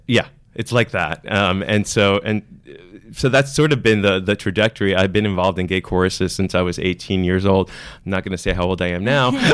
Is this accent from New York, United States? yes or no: no; Miami, Florida, United States; I grew up in Miami